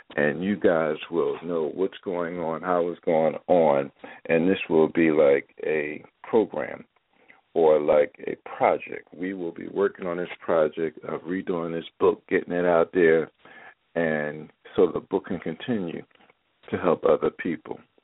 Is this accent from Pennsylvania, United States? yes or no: yes; Philadelphia, Pennsylvania, United States; moved away; also born or lived in Baltimore; ever since I was a little boy growing up in Philadelphia